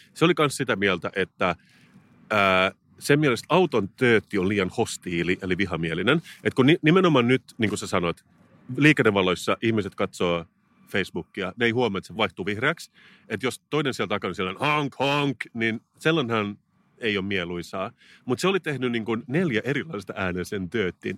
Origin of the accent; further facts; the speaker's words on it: Turku, Southwest Finland, Finland; moved away; Mä olen Turusta kotoisin.